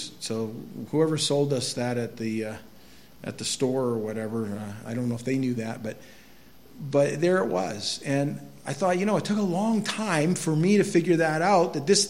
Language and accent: English; Quimby, Iowa, United States; I grew up in Quimby